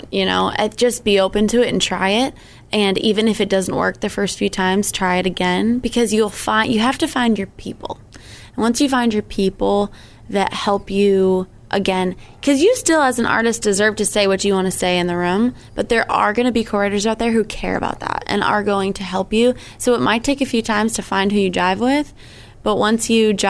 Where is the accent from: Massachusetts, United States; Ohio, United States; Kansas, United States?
Massachusetts, United States; Sandwich; moved away as an adult; now in Nashville, United States; I have been living in Nashville for the past 5 years, but I grew up in Sandwich, so I'm from Cape Cod.